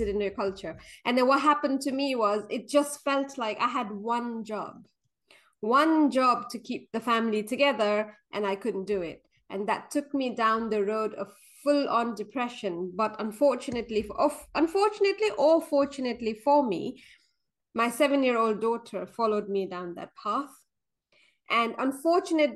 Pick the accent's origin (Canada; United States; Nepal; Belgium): Nepal; Kathmandu, Bagmati; moved away as an adult; now in London, United Kingdom; I was born and brought up in Nepal. So I moved to UK when I was 18, and then I stayed here after that.